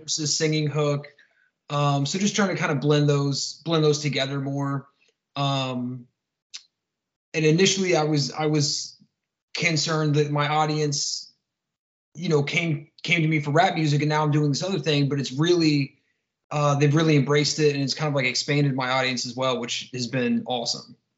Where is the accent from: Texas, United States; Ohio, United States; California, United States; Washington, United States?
Ohio, United States; Columbus; I'm from uh, Columbus, Ohio, uh, born and raised